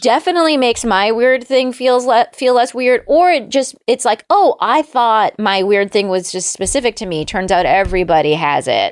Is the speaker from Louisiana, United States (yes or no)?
no; Palm Springs, California, United States; I'm also from Southern California